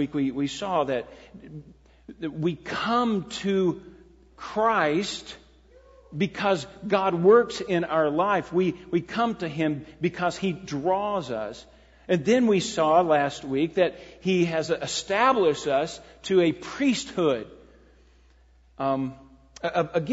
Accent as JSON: {"language": "English", "country": "United States", "tie": "born or raised there", "said": "growing up in America"}